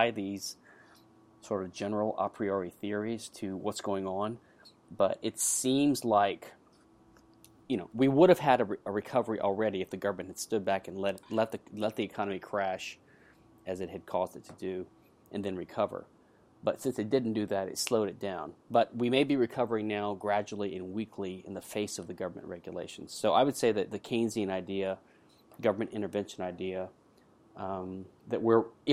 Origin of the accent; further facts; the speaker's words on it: United States; now in Houston, United States; I live in Houston, Texas, the USA. I'm an American patent attorney